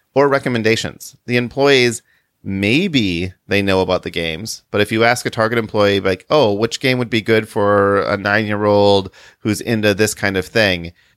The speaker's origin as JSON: {"language": "English", "town": "Chicago", "region": "Illinois", "country": "United States", "said": "we're from the Chicago area"}